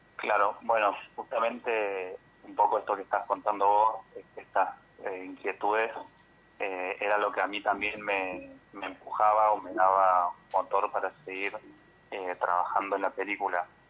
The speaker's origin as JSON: {"language": "Spanish", "town": "Villa Dolores", "region": "Córdoba", "country": "Argentina", "tie": "born or raised there", "said": "yo nací en Villa Dolores y viví hasta lo, hasta que me fui a estudiar a Córdoba"}